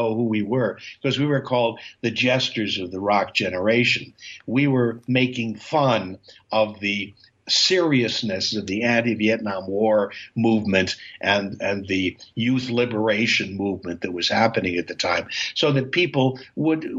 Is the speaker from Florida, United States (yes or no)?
no; New York City, New York, United States; also born or lived in Goshen, Indiana; I was born in Goshen, Indiana, but I was raised in Manhattan from an early age.